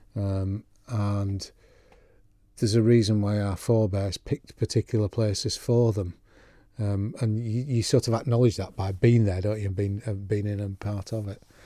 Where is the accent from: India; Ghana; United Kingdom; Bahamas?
United Kingdom; Yorkshire and the Humber; now in Isle of Man; I am gently proud of my, my Yorkshire roots as well as living here